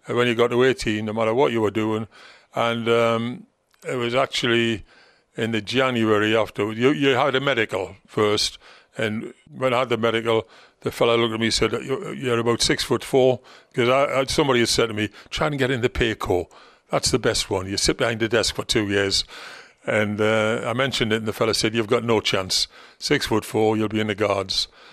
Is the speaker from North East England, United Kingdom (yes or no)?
yes; Gateshead, North East England, United Kingdom; accent: Geordie; moved away; Gateshead, my hometown team